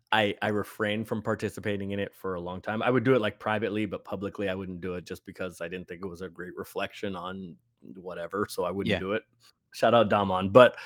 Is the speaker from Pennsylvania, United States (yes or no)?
no; San Francisco, California, United States; I grew up in San Francisco.